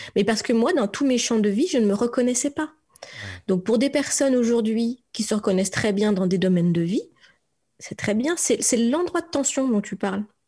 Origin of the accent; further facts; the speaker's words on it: France; also born or lived in Strasbourg, Alsace; je suis une Frenchie. Je viens de France